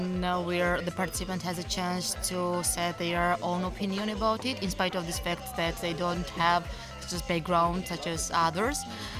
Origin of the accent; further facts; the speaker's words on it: Georgia; I'm from Georgia.